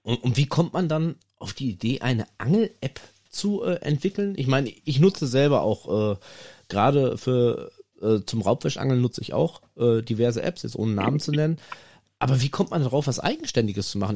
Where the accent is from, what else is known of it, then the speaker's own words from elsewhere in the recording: North Rhine-Westphalia, Germany; hier bei uns in NRW